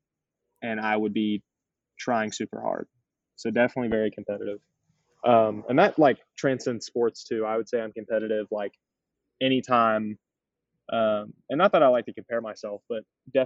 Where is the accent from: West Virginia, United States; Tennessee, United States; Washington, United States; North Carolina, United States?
North Carolina, United States; moved away as an adult; now in Clemson, United States; I grew up in North Carolina